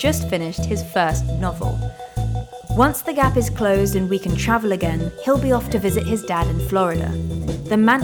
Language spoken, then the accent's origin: English; Hong Kong; moved away; I grew up in Hong Kong and my family are there.